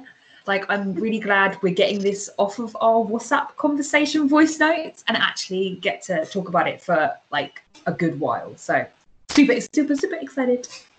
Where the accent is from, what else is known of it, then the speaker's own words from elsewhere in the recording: United Kingdom; We're two British sisters